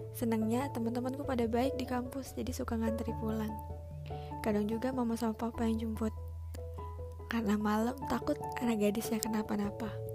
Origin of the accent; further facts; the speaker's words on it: Palembang, South Sumatra, Indonesia; also born or lived in Batam; lahir di Palembang